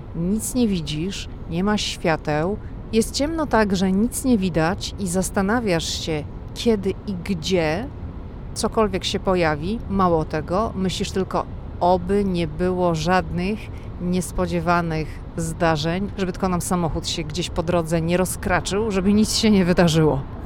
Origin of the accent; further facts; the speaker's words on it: Poland; my jesteśmy z Polski